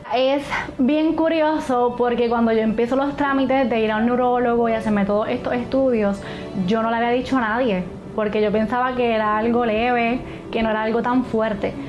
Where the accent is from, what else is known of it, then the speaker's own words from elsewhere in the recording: Hormigueros, Puerto Rico; soy de Hormigueros, Puerto Rico